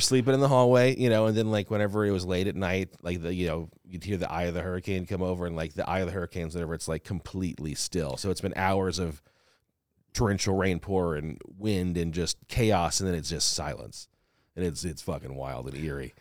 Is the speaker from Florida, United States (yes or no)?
no; New Orleans, Louisiana, United States; now in Los Angeles, United States; I'm from New Orleans. Like, I was in Katrina, well, not in Katrina, but, like, it affected me. I was living in New Orleans when it happened.